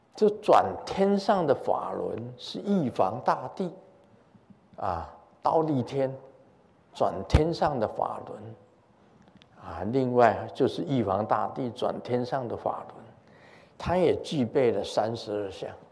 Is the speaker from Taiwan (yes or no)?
yes; Taiwan; 我们台湾很多从福建过来的